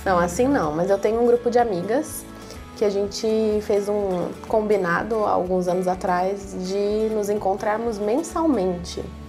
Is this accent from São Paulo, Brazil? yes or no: yes; Caçapava, São Paulo, Brazil; sou de Caçapava